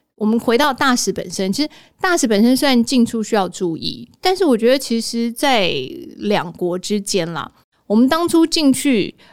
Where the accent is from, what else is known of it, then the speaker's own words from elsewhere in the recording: Taiwan; 来自于蔬果天堂的台湾的我